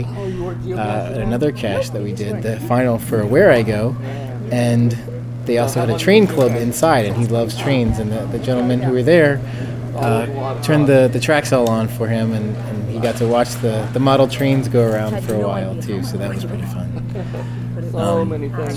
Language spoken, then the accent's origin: English; Telford, Pennsylvania, United States; from Telford, Pennsylvania